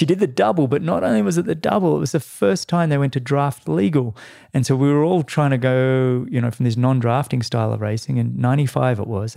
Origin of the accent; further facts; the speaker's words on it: Australia; as an Australian